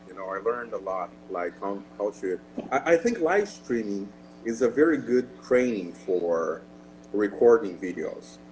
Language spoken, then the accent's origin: English; Rio de Janeiro, Brazil; Yes, I'm Brazilian. I'm born and raised in Rio de Janeiro, Brazil